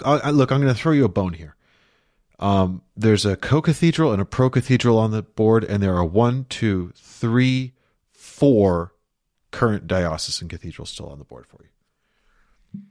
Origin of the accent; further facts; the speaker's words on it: Chicago, Illinois, United States; in my hometown of Chicago, Illinois, in my youth